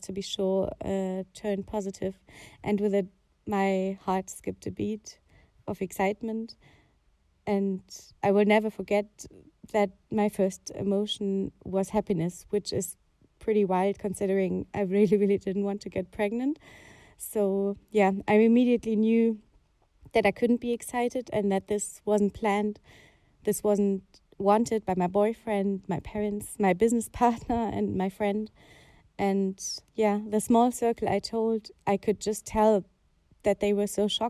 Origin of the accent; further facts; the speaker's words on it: Germany; I grew up in Germany